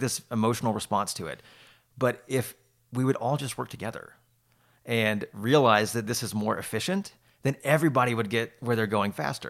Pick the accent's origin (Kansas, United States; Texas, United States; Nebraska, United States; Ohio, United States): Texas, United States; Houston; moved away; also born or lived in Austin; I was born in Houston